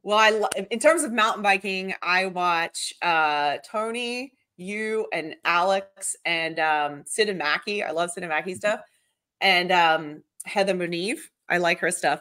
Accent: Victoria, Australia; moved away as an adult; also born or lived in Brazil / Melbourne; now in United States; I was born in Brazil, so I have my Brazilian passport, um, and Australia, I was raised in Australia since I was eight, then I moved here

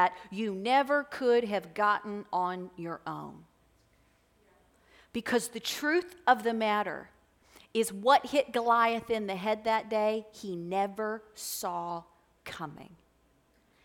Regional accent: Florence, United States; I'm from this area. I grew up right here in Florence

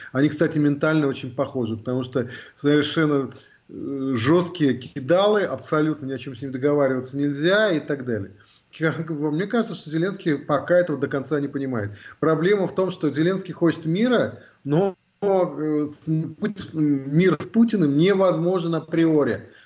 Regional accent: Russia; now in Germany; я вообще россиянин. То есть э, я же родился в России, жил всю жизнь в России, потом вот я переехал в Германию.

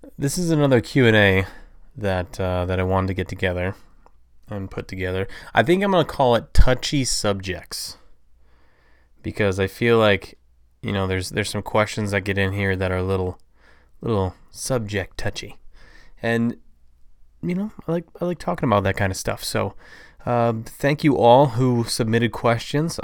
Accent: Toledo, Ohio, United States; I am from Toledo, Ohio, which is about four hours east of Chicago.

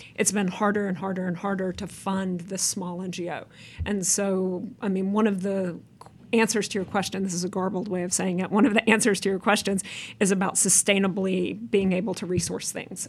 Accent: United States; as an American

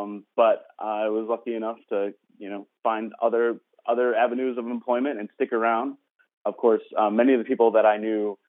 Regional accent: Wisconsin, United States; also born or lived in Minnesota; now in San Francisco, United States; No, I grew up in the Midwest, born in Minnesota, but grew up in Wisconsin, right next door.

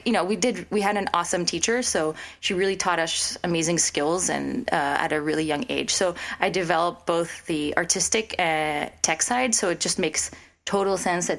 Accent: Philippines; moved away; also born or lived in France; So I grew up in the Philippines in the French community. I went to the French school. I'm half French, half Filipino. It was the expat community, diplomats and expat kids.

